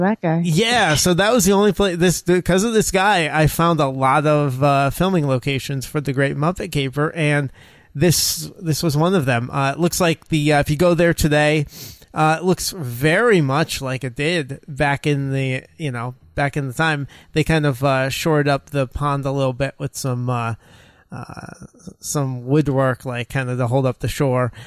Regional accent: United States; Us as Americans

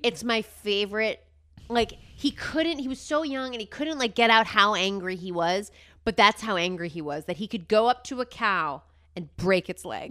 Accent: New Jersey, United States; growing up in New Jersey

